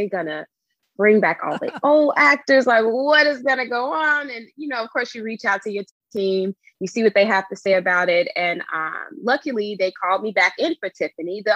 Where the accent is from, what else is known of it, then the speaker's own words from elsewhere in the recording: Chicago, Illinois, United States; my experiences as a Black girl growing up on the South Side of Chicago